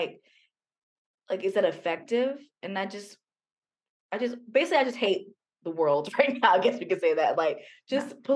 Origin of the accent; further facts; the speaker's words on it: United States; being an American